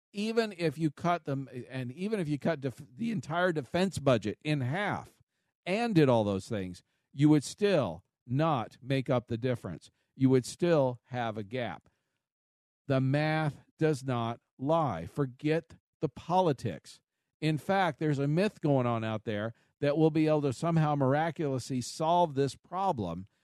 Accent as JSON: {"language": "English", "country": "United States", "tie": "born or raised there", "said": "I was born here in the United States, first generation"}